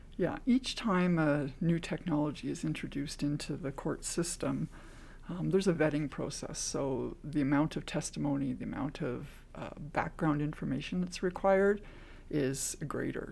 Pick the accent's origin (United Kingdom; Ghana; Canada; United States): Canada; I am Canadian